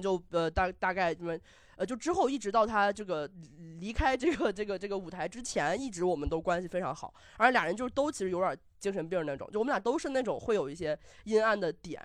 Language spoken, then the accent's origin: Chinese; Xinjiang, China; also born or lived in Beijing; now in Xiamen, China; 我是新疆人